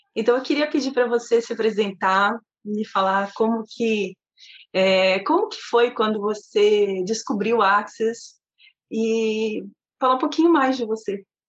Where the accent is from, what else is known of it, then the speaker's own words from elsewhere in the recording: Santos, São Paulo, Brazil; Eu sou de Santos, São Paulo.